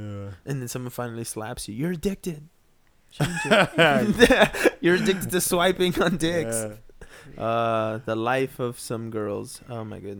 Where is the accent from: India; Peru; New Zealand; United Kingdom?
Peru; Like for me, people always tell me, because I'm from Peru, people always are like, hey, you don't have an accent.